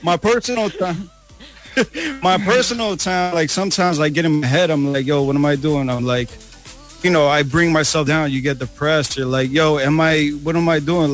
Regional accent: New York City, New York, United States; now in Toronto, Canada; we didn't even know what a Filipino was growing up in New York City

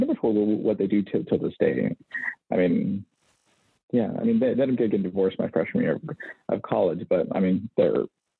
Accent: Sunnyside, Washington, United States; moved away as an adult; also born or lived in Mexico; now in Walla Walla, United States; I grew up in Eastern Washington, so it's a small town called Sunnyside, and it's a migrant community.

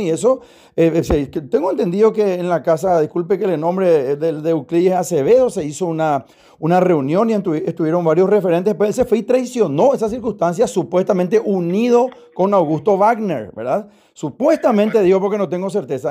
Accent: Paraguay; a nosotros como paraguayos

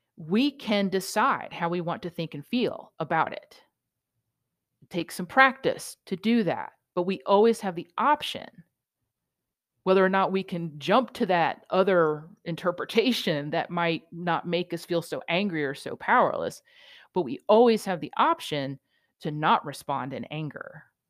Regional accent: New York, United States; being a New Yorker

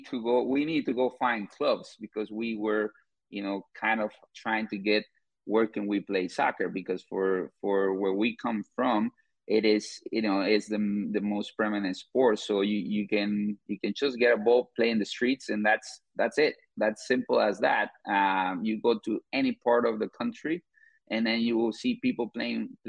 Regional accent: Guatemala; moved away as an adult; now in St. Louis, United States; I'm originally from Guatemala, but I've been living in the U.S. for 10 years.

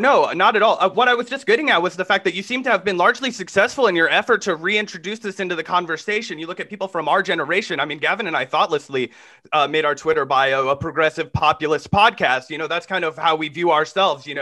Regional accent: Kansas, United States; I'm from Kansas

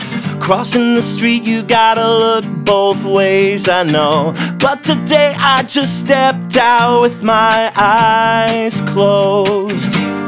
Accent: Scotland, United Kingdom; and I'm Scottish, so prepare for some cold weather over there.

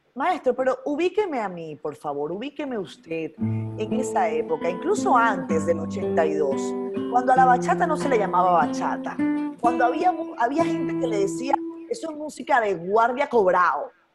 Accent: Venezuela; moved away as an adult; now in Dominican Republic; Yo soy venezolana, con el ah. corazón dominicano ya, después de 10 años

